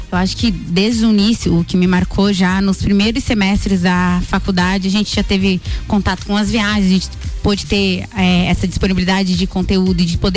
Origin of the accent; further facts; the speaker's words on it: Lages, Santa Catarina, Brazil; Sou natural de Lages mesmo, toda a minha família é de Lages também